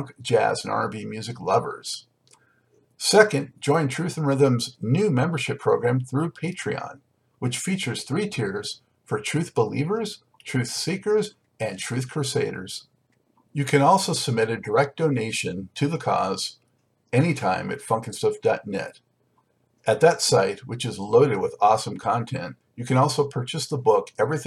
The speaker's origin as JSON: {"language": "English", "town": "Los Angeles", "region": "California", "country": "United States", "tie": "born or raised there", "moved": "yes", "said": "I grew up in Los Angeles and mostly went to Santa Monica High School."}